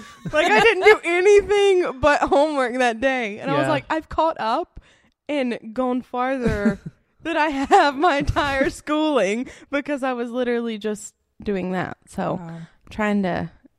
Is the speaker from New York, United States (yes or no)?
no; Sand Mountain, Alabama, United States; I'm from Sand Mountain.